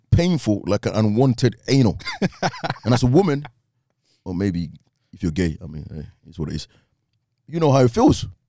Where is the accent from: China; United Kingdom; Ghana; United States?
Ghana; I'm Ghanaian